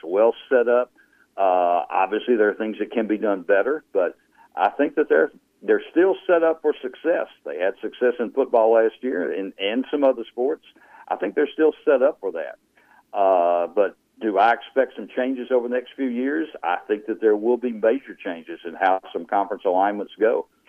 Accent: Louisiana, United States; accent: redneck; you mean you can still hear my redneck accent?

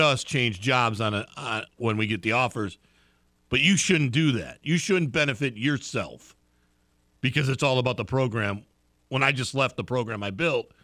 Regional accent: Chicago, Illinois, United States; now in Lake Charles, United States; I'm a Chicago person

